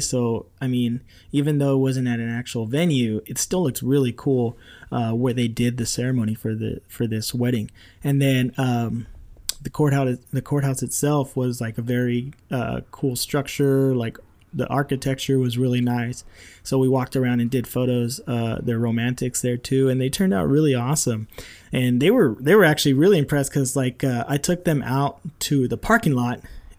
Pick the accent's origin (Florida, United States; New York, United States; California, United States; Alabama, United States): California, United States; Rancho Cucamonga; I did another backyard wedding that took me back to my hometown where I grew up in Rancho Cucamonga.